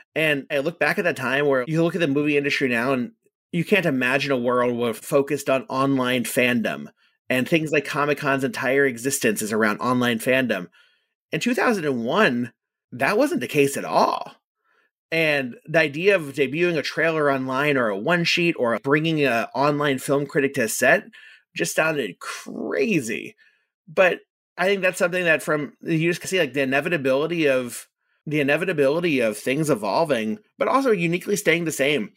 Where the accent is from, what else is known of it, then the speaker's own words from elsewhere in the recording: Orlando, Florida, United States; I grew up in Orlando, and Orlando is a unique place to grow up